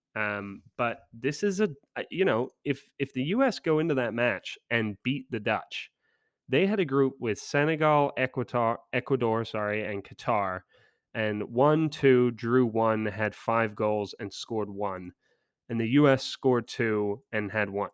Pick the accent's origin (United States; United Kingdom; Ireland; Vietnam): United Kingdom; England; as an Englishman